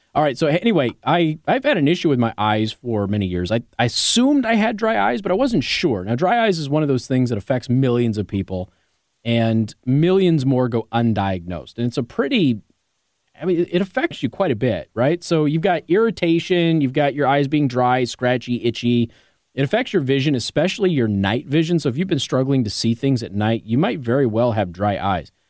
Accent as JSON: {"language": "English", "town": "Las Vegas", "region": "Nevada", "country": "United States", "said": "I'm from Vegas."}